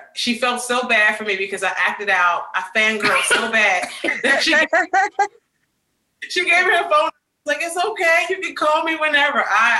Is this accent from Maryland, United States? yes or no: yes; Prince George's County, Maryland, United States; also born or lived in Washington, D.C.; now in Nashville, United States; I grew up in Washington, D.C., more so in the county of Maryland, Prince George's County.